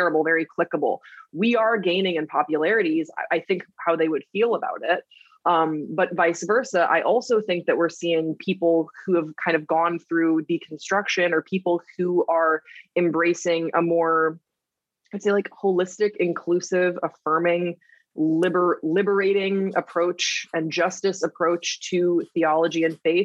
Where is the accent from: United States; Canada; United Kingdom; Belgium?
Belgium; Waterloo, Wallonia; moved away; I grew up in Waterloo, Belgium.